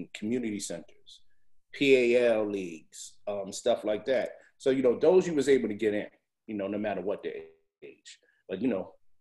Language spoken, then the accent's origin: English; New York City, New York, United States; I grew up in the Bronx, New York